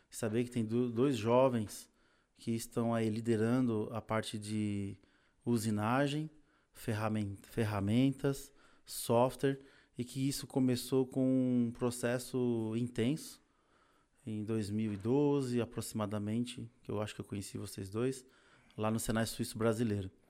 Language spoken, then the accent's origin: Portuguese; Pernambuco, Brazil; now in São Paulo, Brazil; É, em 1993 eu cheguei aqui em São Paulo, eu vim de Pernambuco por N motivos, né?